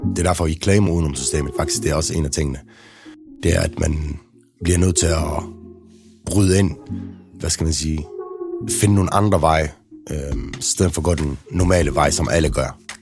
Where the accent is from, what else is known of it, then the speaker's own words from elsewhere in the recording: Denmark; der, hvor jeg voksede op i Trillegården